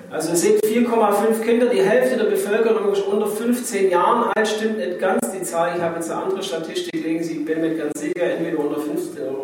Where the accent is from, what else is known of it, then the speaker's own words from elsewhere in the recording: Germany; bei uns in Deutschland hier.